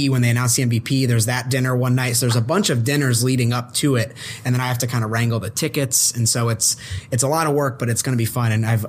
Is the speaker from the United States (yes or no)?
yes; New England, United States; moved away; I'm originally from New England.